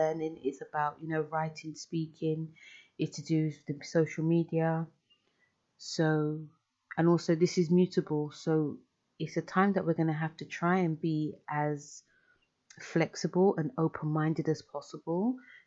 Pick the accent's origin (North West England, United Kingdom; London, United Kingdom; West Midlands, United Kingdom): London, United Kingdom; I'm from London